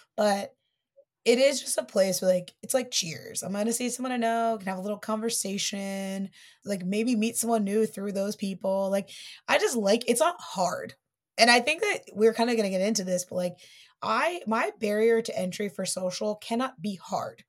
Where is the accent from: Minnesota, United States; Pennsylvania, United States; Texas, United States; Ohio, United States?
Ohio, United States; Dayton; now in New York, United States; I'm from Dayton